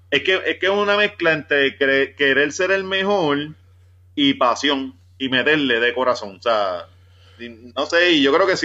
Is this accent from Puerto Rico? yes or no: yes; Ponce, Puerto Rico; born there; Yo nací en Ponce, mi carrera profesional va a ser en área metropolitana, pero yo, yo termino por allá, por el West.